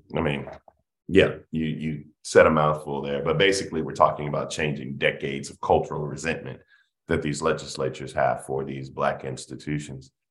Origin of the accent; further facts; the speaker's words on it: South Carolina, United States; We're both from South Carolina.